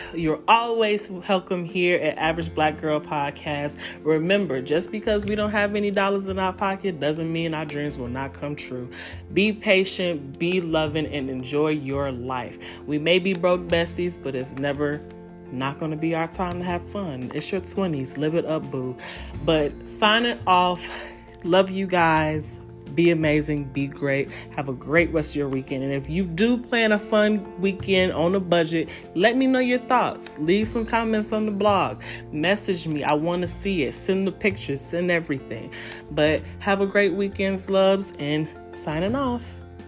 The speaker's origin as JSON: {"language": "English", "town": "Chicago", "region": "Illinois", "country": "United States", "also_born_or_lived": "Indiana", "moved": "as an adult", "said": "I'm from Chicago"}